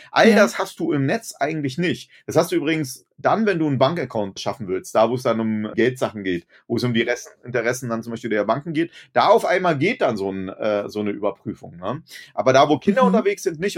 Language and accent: German; Germany; also born or lived in Berlin; bei uns in Deutschland